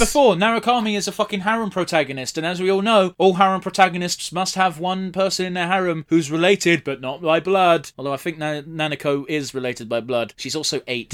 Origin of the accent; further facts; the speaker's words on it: United Kingdom; we're British